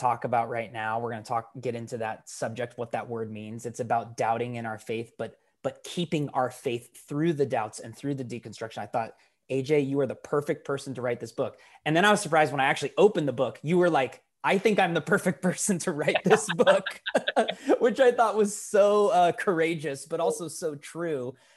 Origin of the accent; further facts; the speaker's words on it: Portland, Oregon, United States; my hometown of Portland, Oregon.